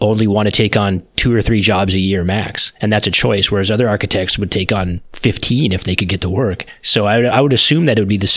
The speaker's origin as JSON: {"language": "English", "country": "United States", "said": "I obviously am an American"}